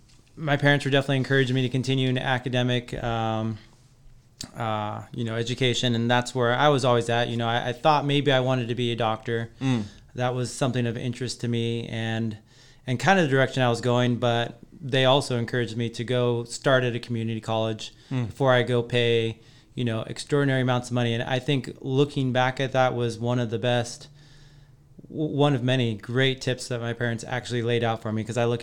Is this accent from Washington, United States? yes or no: yes; Colbert, Washington, United States; Green Bluff. Yeah. So I was at Colbert Elementary too.